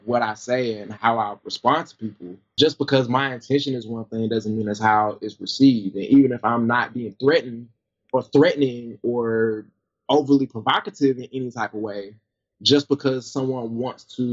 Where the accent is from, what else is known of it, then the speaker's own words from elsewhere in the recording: the South, United States; moved away; I grew up in the South, so, like, you know, Georgia, Alabama, Tennessee, North Carolina, South Carolina was probably, other than like a class trip, was the farthest I'd ever gone